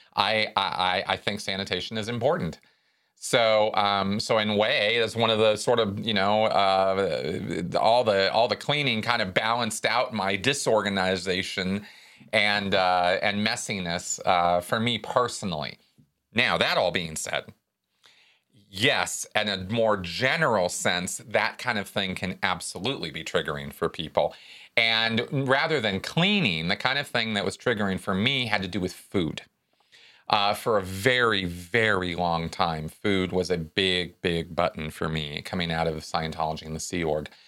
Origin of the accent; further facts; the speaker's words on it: Pasadena, California, United States; in Pasadena when I was growing up